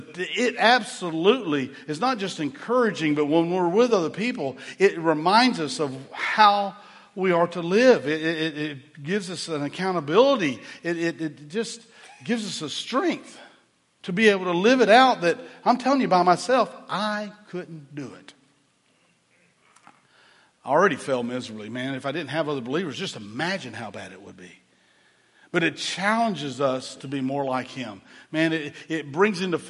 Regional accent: Chattanooga, Tennessee, United States; I grew up in Chattanooga, Tennessee

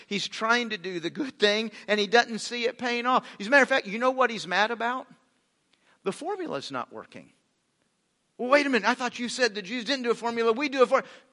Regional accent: United States; We're American Christians

